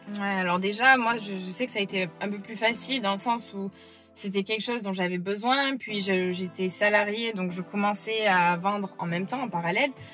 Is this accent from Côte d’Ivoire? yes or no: no; France; now in Florida, United States; rentrer en France, donc du coup, voir ma famille en France et faire un peu des allers-retours entre les États-Unis et la France